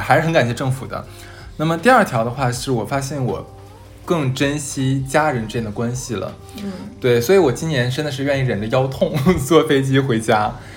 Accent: Harbin, Heilongjiang, China; moved away; 我是哈尔滨人

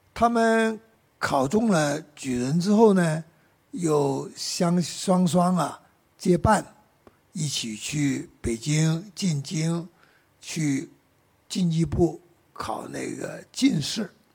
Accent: Guangdong, China; Chinese is a second language; 按照我们广东人岭南的习惯

